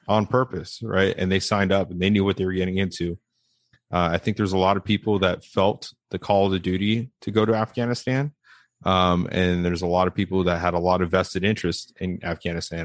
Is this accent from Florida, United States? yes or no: no; Las Vegas, Nevada, United States; I'm being from Las Vegas